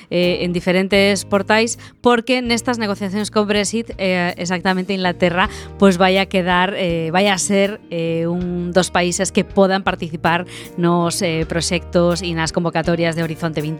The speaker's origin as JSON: {"language": "Galician", "region": "Galicia", "country": "Spain"}